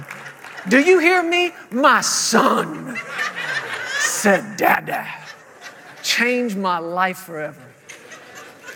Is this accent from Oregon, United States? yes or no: no; Fort Worth, Texas, United States; moved away as an adult; now in Woodland Park, Colorado, United States; we're originally from the Fort Worth, Texas area